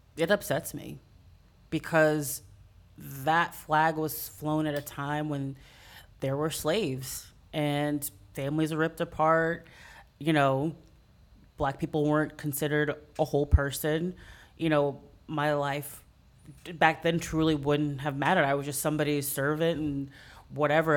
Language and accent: English; San Antonio, Texas, United States; moved away as an adult; also born or lived in Chicago; now in New Orleans, United States; I grew up mostly in San Antonio